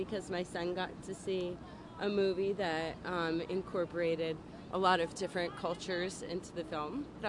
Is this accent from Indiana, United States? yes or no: no; Spotswood, New Jersey, United States; I'm from Spotswood, New Jersey